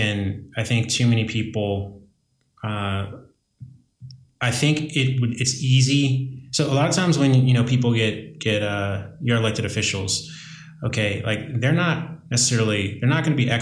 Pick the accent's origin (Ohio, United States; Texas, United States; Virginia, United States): Virginia, United States; I know that there are some folks like back in my home state or my native state of Virginia, that won't even entertain the conversation of social equity because of the way it sounds